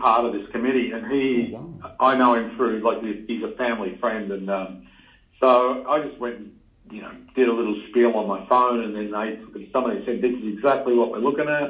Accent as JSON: {"language": "English", "area": "Mentone", "region": "Victoria", "country": "Australia", "tie": "born or raised there", "also_born_or_lived": "Melbourne", "said": "I grew up in Men's Home"}